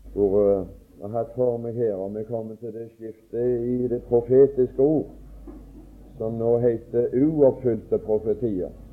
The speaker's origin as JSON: {"language": "Norwegian", "town": "Åkrehamn", "region": "Rogaland", "country": "Norway", "said": "hjemme på Åkra"}